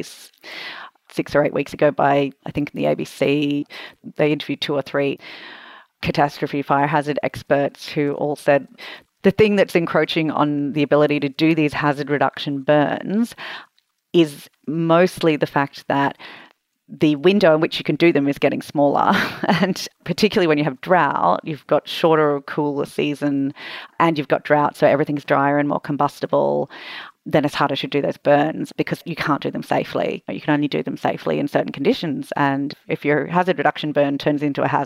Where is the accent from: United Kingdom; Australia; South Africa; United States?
Australia; Sunshine Coast hinterland, Queensland; growing up in the Sunshine Coast hinterland